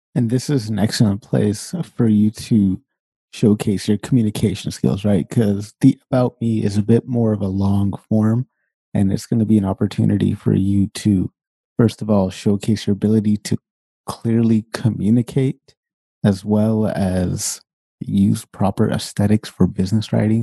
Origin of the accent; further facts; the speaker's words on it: Sacramento, California, United States; moved away as an adult; now in Canada; I'm born and raised Sacramento, California. and I lived there until I was way late into my twenties